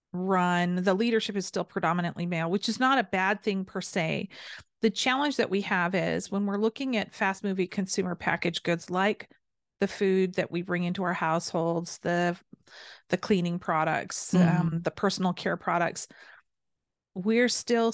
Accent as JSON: {"language": "English", "town": "Seattle", "region": "Washington", "country": "United States", "said": "Seattle. I'm from the Northwest. We're on the opposite ends of the country."}